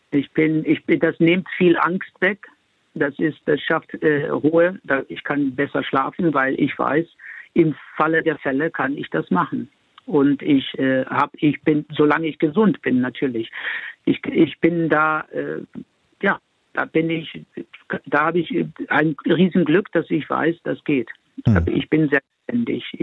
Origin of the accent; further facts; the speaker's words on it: Spain; born there; Ich bin ja in Spanien geboren, ich bin äh, in, in ganz Europa unterwegs gewesen